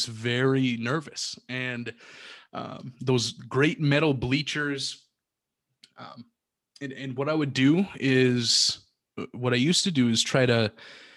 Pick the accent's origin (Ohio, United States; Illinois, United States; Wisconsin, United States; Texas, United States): Wisconsin, United States; Milwaukee; also born or lived in Rib Lake, Wisconsin; I'm originally from Milwaukee